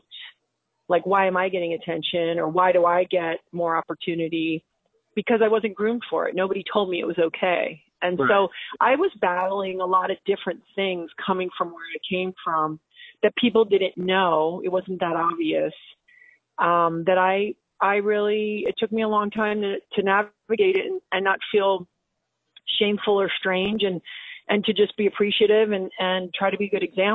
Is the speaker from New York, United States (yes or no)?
yes; Long Island, New York, United States; also born or lived in U.S. Virgin Islands; I didn't grow up in fancy Long Island. I grew up like in Moore